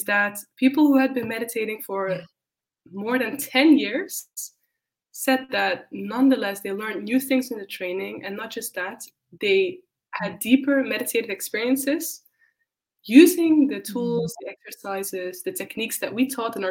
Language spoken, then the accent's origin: English; Netherlands; moved away as an adult; also born or lived in Spain; now in Berlin, Germany; I'm from the Netherlands. I have left home about 8 years ago